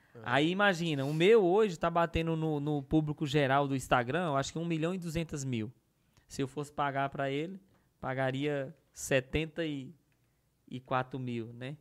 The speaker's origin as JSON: {"language": "Portuguese", "region": "Northeast Region", "country": "Brazil", "said": "eu sou do Nordeste"}